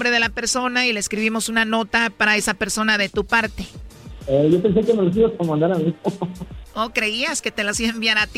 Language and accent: Spanish; Tepatitlán, Jalisco, Mexico; now in Mexico City, Mexico; Pero yo nací y crecí en Tepatitlán, o sea, toda mi familia es de Tepatitlán, Jalisco.